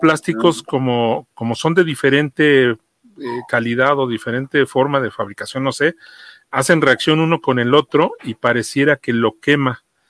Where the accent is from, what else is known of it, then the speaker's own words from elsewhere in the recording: Mexico City, Mexico; yo soy de acá de Iztapalapa